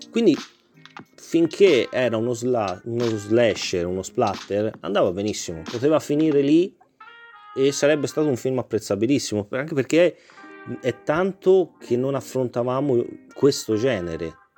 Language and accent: Italian; Tuscany, Italy; da toscano